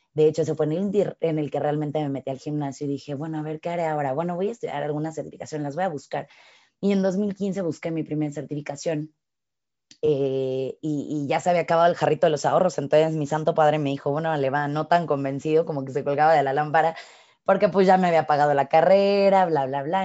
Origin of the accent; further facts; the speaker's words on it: Mexico; soy mexicana